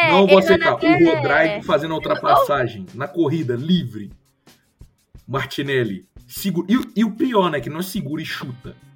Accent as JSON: {"language": "Portuguese", "country": "Brazil", "said": "sou brasileiro, com muito orgulho, com muito tá, amor."}